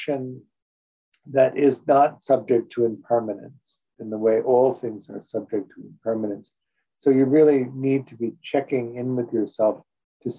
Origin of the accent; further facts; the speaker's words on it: Chicago, Illinois, United States; also born or lived in New York; now in Los Angeles, United States; When I grew up in Chicago